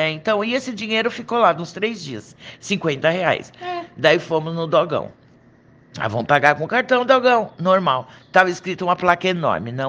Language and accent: Portuguese; São Paulo, Brazil; Não, nós somos de São Paulo.